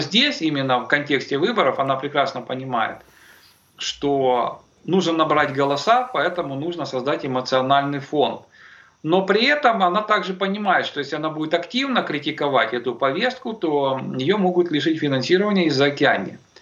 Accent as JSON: {"language": "Russian", "region": "Kyiv", "country": "Ukraine", "tie": "born or raised there", "said": "как коренного киевлянина"}